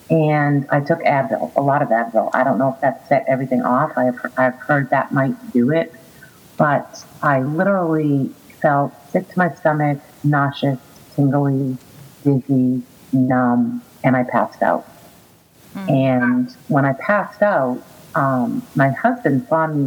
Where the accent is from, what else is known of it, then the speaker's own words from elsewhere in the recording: Boston, Massachusetts, United States; moved away as an adult; now in Florida, United States; I am originally from Boston, and I currently live in Florida. I have been here for 19 years.